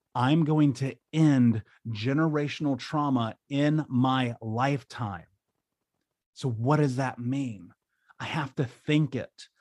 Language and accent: English; United States; growing up in America